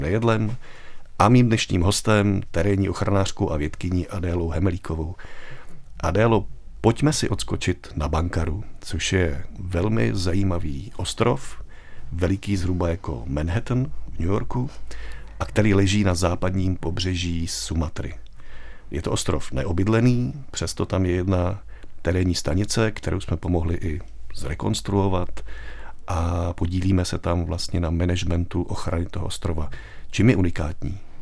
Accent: Czechia; my jako Češi jsme takový turistický národ

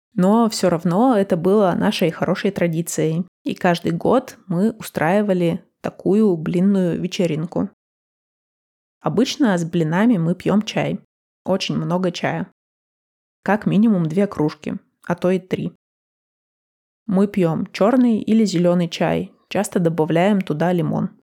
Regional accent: Russia; now in United States; как мы ее отмечаем в России

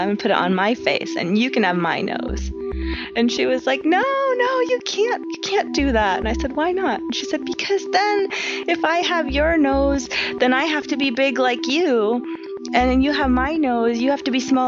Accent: New York, United States; I grew up in New York

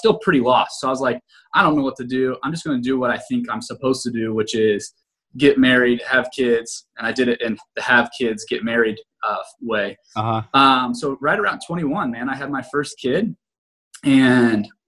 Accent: Greenville, Ohio, United States; I grew up in a place called Greenville, Ohio.

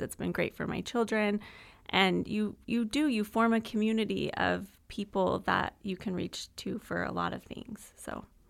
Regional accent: Utah, United States; moved away as an adult; also born or lived in Texas; now in Gilbert, United States; I'm from Utah I've been in Texas for the last almost eight years, and so we moved to Arizona

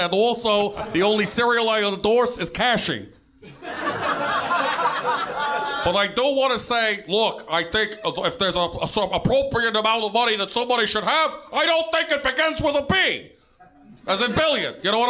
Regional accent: Brooklyn, New York, United States; and I'm from Brooklyn.

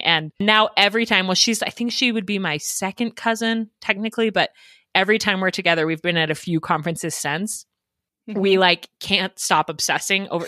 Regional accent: Denver, Colorado, United States; moved away as an adult; now in Idaho, United States; I grew up in Denver, so very different, big city with lots of suburbs. I grew up in the suburbs of Denver

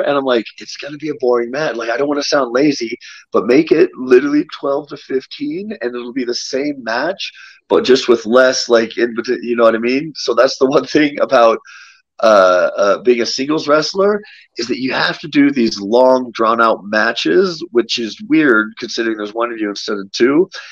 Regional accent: United States; born or raised there; moved away as an adult; now in Mexico City, Mexico

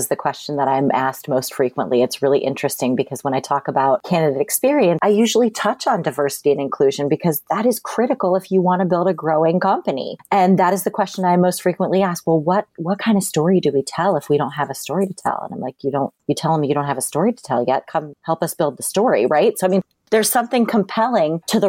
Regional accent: Akron, Ohio, United States; I grew up in Akron, Ohio

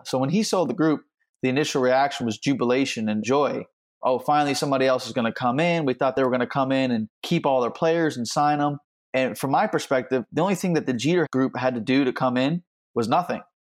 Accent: South Florida, United States; I grew up in South Florida

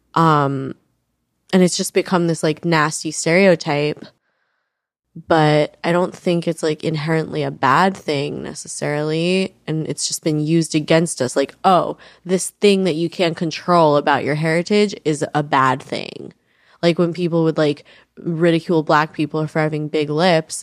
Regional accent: New York, United States; I grew up in New York

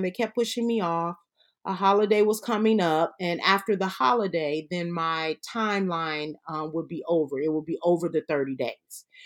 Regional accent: Chicago, Illinois, United States; moved away as an adult; also born or lived in Atlanta / California; So, I'm originally from Chicago. Our family's from up there.

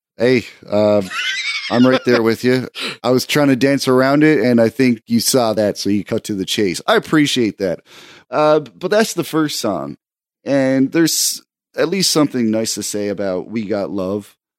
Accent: Canada; as a Canadian

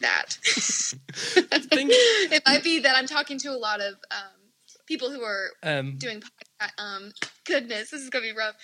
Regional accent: Missouri, United States; moved away as an adult; also born or lived in Kansas City; now in Nashville, United States; I grew up in Missouri

